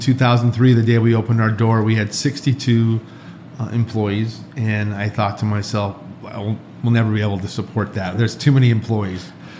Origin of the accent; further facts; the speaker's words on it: Southern California, United States; now in Henderson, United States; I'm originally from Southern California. I didn't ruin the state, though. I respect the state here in Nevada.